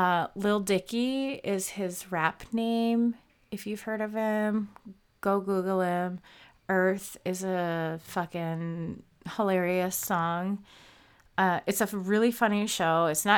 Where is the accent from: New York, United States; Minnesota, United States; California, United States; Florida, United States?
Minnesota, United States; movie Fargo takes place, which is not Fargo, but in Minnesota. I don't know if you could tell from my accent. Apparently, sometimes I have one, sometimes I don't.